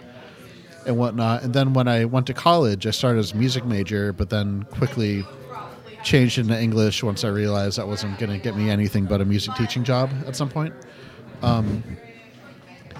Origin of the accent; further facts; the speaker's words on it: New England, United States; I grew up in New England, you know, kind of a reserved